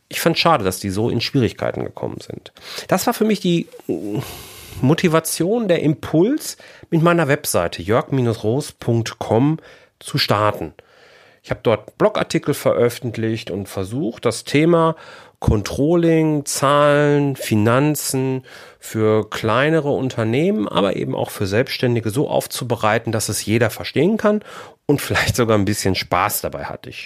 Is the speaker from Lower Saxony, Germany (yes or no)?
no; Bochum, North Rhine-Westphalia, Germany; born there; now in Haltern am See, Germany; Da wohnen wir jetzt seit 2002 und fühlen uns hier super wohl. Ähm, gebürtig komme ich aus Bochum.